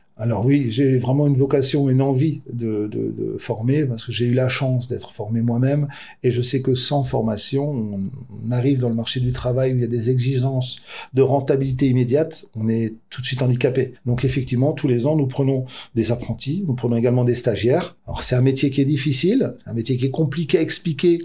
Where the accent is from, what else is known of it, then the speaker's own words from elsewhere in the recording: France; suis originaire de l'Elzo. C'était un quartier où il y avait de la délinquance